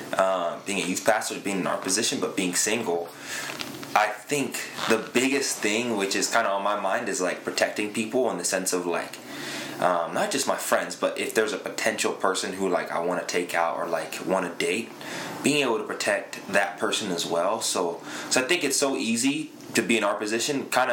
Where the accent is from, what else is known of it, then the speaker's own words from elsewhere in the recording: Zambia; also born or lived in London, United Kingdom; I was born in London, so came up here in 2003. I'm Zambian.